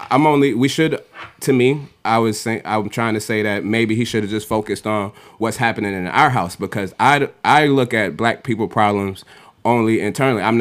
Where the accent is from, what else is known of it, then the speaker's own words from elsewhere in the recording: Nigeria; I'm Nigerian, of course.